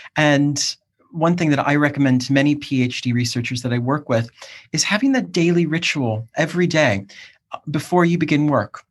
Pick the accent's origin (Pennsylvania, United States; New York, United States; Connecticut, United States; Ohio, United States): Ohio, United States; Cleveland; also born or lived in South East England; now in United Kingdom; I'm from Cleveland, Ohio originally